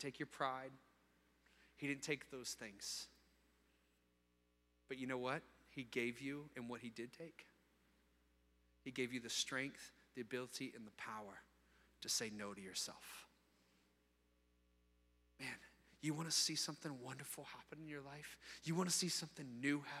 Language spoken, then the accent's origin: English; Virginia Beach, Virginia, United States; I grew up in Virginia Beach when I was 8 years old